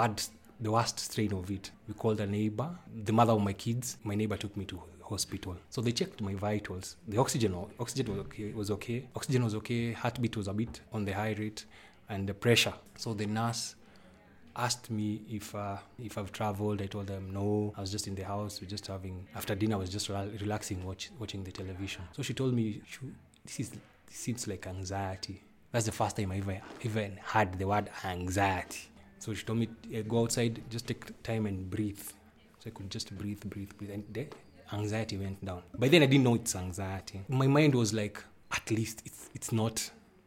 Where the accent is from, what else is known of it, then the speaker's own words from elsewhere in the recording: Nairobi, Kenya; now in Limuru, Kenya; I stay in Limuru, but I was born in Nairobi